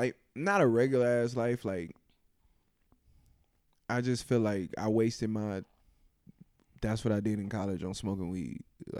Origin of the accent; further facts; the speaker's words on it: Los Angeles, California, United States; moved away as an adult; also born or lived in Grambling, Louisiana; I grew up in Los Angeles, California